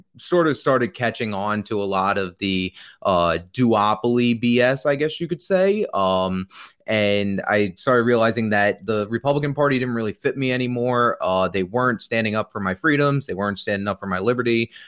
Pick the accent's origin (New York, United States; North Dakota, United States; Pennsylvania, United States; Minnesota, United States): New York, United States; Not today, but I am from New York.